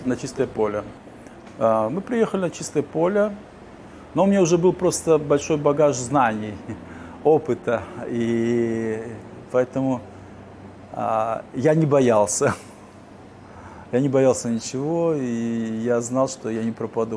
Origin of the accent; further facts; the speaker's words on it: Uzbekistan; also born or lived in Simferopol, Crimea / Kyiv, Ukraine; now in Warsaw, Poland; Я родился в Узбекистане, в депортации. Я никогда не считал Узбекистан своей родиной. Я знал, что я крымский татарин